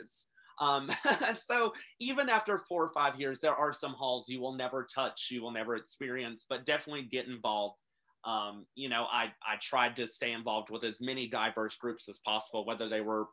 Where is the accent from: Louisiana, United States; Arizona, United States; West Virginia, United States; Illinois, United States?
West Virginia, United States; Princeton; I'm originally from Princeton, West Virginia, which is the very bottom of the state. I actually went to Montcalm High School